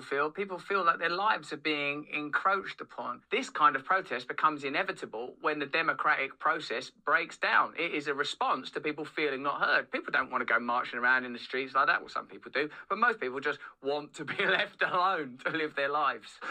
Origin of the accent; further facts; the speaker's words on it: England, United Kingdom; I'm English